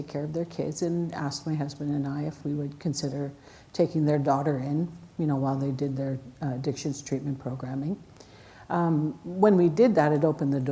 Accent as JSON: {"language": "English", "area": "Alexander First Nation", "region": "Alberta", "country": "Canada", "tie": "born or raised there", "said": "I grew up in the Alexander First Nation"}